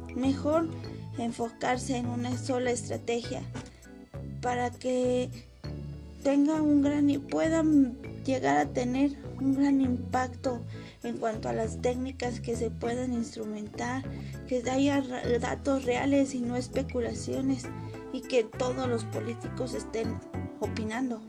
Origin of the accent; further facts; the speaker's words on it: Mexico; nuestro país